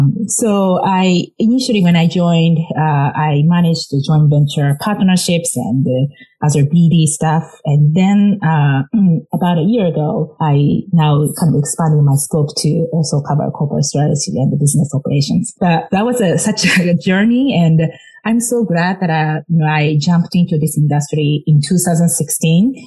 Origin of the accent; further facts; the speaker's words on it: Japan; moved away as an adult; now in United States; growing up in Japan